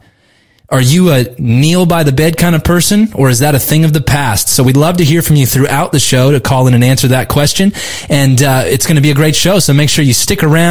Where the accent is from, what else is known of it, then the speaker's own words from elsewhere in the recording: Southern California, United States; moved away as an adult; now in Newcastle; I grew up in Southern California